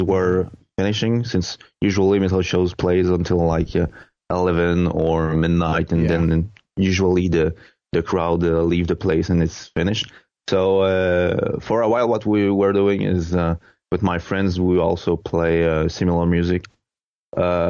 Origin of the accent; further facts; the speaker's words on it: Quebec, Canada; English is a second language; Quebec, it's starting to have a small synthwave scene. So I guess that gradually it will become more interesting in my hometown